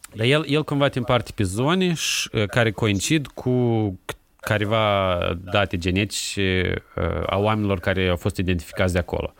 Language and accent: Romanian; Chișinău, Moldova; moved away; also born or lived in Seattle, United States; eu m-am născut în Chișinău, am copilărit în Chișinău